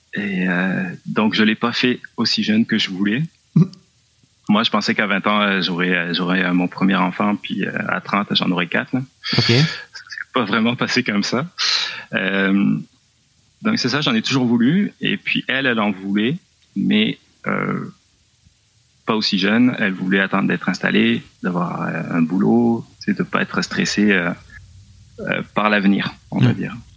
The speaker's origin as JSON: {"language": "French", "region": "south-west France", "country": "France", "also_born_or_lived": "Laurentides, Quebec, Canada", "moved": "as an adult", "lives_now": "Quebec, Canada", "said": "Je viens du Sud-Ouest"}